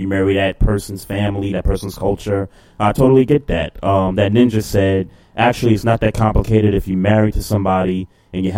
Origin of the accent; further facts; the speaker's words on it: New York, United States; As a New Yorker